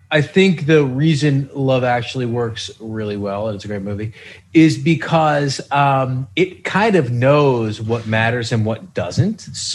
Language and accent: English; United States; as an American, particularly a white American.